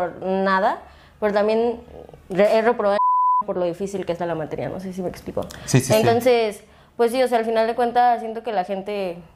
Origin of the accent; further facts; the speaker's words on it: Acapulco, Guerrero, Mexico; moved away as an adult; now in Mexico City, Mexico; Y soy de Acapulco.